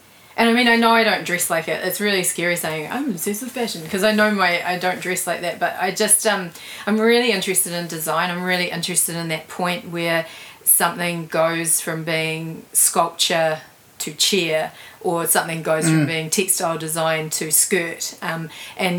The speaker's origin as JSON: {"language": "English", "region": "Auckland", "country": "New Zealand", "tie": "born or raised there", "said": "I grew up in Glen Innes"}